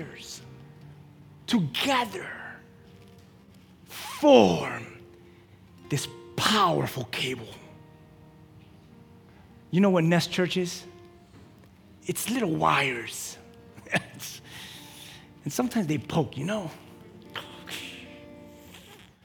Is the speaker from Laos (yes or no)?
no; Key West, Florida, United States; I'm from Key West.